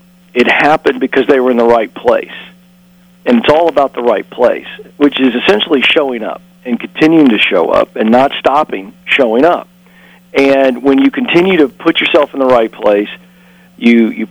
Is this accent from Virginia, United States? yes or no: yes; Virginia, United States; I grew up in Virginia and in a pastor's home